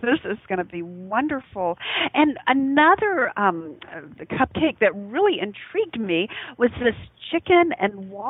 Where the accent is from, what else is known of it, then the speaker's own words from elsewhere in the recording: the South, United States; I'm from the South